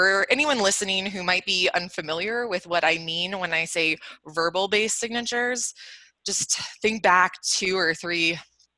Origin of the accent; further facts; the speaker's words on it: Atlanta, Georgia, United States; Born and raised in Atlanta, where our Assuresign headquarters are, right in Buckhead